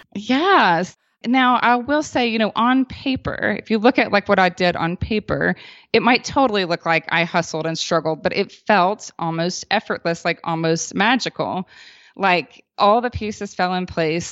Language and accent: English; the South, United States; now in Boulder, Colorado, United States; We were both born and raised in the South